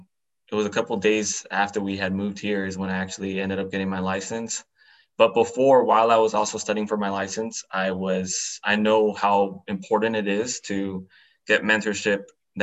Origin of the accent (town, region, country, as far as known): Los Angeles, California, United States; moved away as an adult; now in Houston, United States